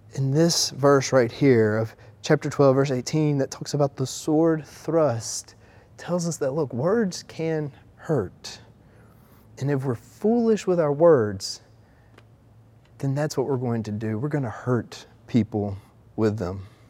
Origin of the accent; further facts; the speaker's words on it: the South, United States; accent: Southern; we're from the South